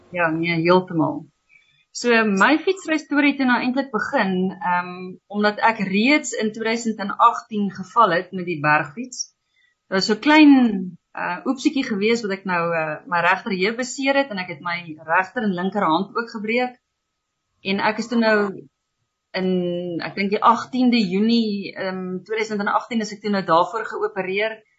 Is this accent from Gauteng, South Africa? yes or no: no; Lydenburg, Mpumalanga, South Africa; also born or lived in Walvis Bay, Namibia / Swakopmund, Namibia / Uis, Namibia; daarna het ons dan nou verhuis Leidenburg toe